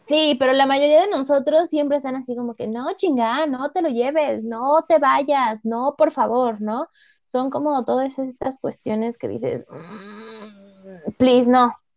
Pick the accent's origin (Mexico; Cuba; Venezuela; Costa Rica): Mexico; nosotros como mexicanos